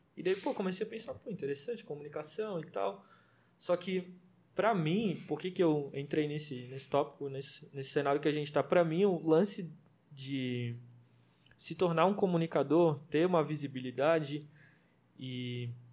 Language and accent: Portuguese; Florianópolis, Santa Catarina, Brazil; eu cresci sim no, no Morro da Chácara, não sei se a galera vai conhecer, mas é atrás do Morro do Havaí